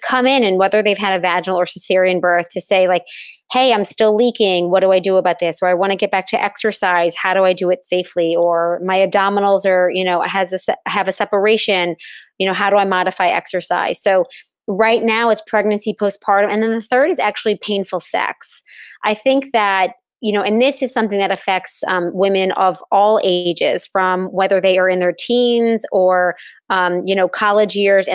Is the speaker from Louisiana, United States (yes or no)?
yes; New Orleans, Louisiana, United States; I am located in New Orleans, which is my hometown